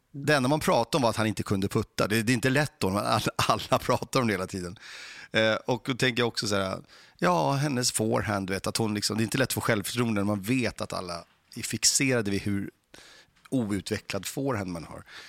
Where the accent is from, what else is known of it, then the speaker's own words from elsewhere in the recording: Stockholm, Stockholm County, Sweden; de få gånger jag hamnade i en tennishall när jag växte upp var i Mälarhöjden